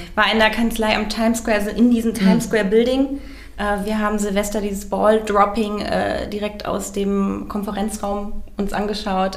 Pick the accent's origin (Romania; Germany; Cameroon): Germany; Bad Arolsen, Hesse; also born or lived in Göttingen / Valencia, Spain; ich komme aus Nordhessen, aus Arolsen